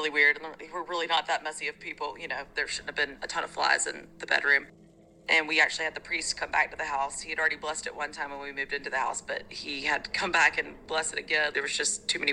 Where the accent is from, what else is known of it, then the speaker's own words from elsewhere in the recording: Mobile, Alabama, United States; When I was a little kid growing up in Mobile, Alabama, I was pretty young